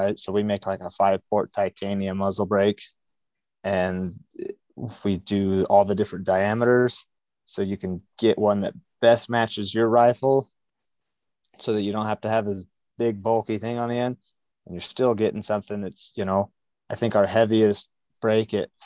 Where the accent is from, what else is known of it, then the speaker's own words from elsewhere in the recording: Southeast Idaho, United States; I'm born and raised in Southeast Idaho